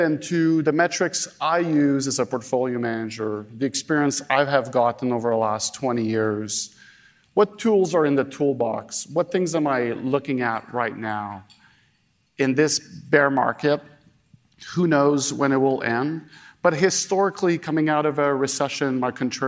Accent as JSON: {"language": "English", "town": "Montreal", "region": "Quebec", "country": "Canada", "tie": "born or raised there", "said": "Montreal, my hometown"}